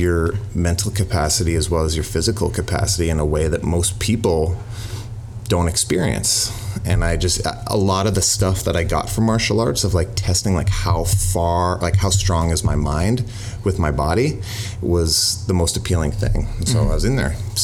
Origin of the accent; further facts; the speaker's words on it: Toronto, Ontario, Canada; growing up in Toronto, the city, the culture, and the community is one of the most prideful things I have